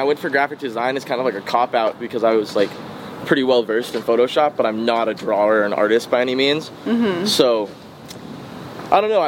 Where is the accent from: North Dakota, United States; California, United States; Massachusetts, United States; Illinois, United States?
California, United States; San Francisco; now in Los Angeles, United States; I remember just going to the local skate park as a kid and just seeing... you know, in San Francisco